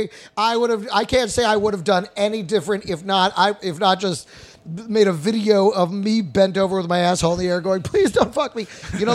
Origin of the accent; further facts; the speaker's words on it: Texas, United States; also born or lived in San Jose, California; No, I was raised in Texas. I was born in San Jose, California.